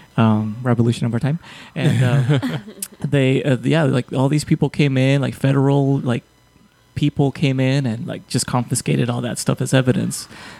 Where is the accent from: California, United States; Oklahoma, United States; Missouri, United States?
California, United States; Calexico; now in San Luis, United States; where I grew up in Calexico, which is like the California version of San Luis here